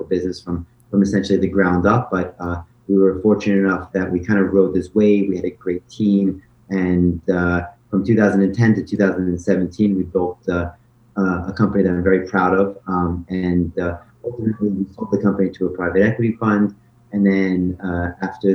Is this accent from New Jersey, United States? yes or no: yes; New Jersey, United States; moved away as an adult; also born or lived in Shanghai, China; I'm from New Jersey.